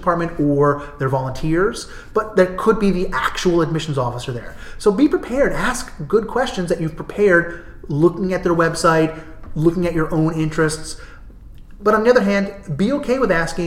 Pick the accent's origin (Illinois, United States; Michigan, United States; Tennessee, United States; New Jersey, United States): New Jersey, United States; moved away; also born or lived in New England / California; I'm from New Jersey. I've lived in New England or California for my entire life.